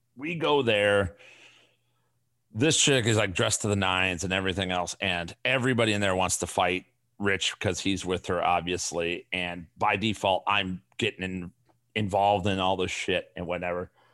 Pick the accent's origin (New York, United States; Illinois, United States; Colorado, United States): Illinois, United States; Chicago; I'm from the South Side. I'm a Chicago guy